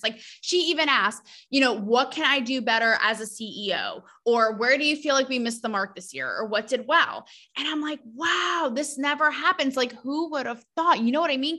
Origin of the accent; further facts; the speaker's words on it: New England, United States; I am from New England